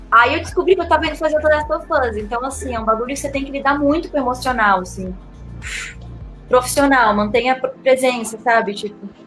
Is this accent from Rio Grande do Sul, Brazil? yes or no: yes; Rio Grande do Sul, Brazil; accent: neutral; also born or lived in Salvador; now in São Paulo, Brazil; tenho um, um, sotaque neutro, né, que se chamaria neutro. Apesar de eu ter nascido em Salvador, eu me criei no Rio Grande do Sul e eu moro em São Paulo.